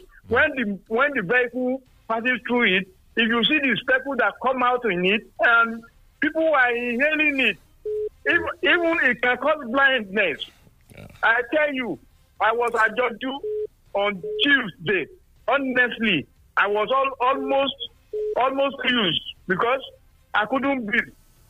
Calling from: Songo, Nigeria; Yes, Engineer Falabi. I'm calling from Songo.

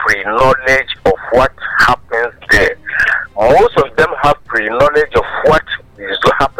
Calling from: Rwanda; calling from Rwanda.

